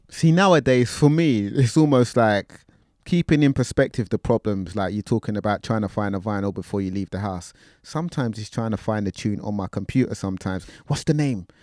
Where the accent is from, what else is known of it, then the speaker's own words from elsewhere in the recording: London, United Kingdom; I'm from North London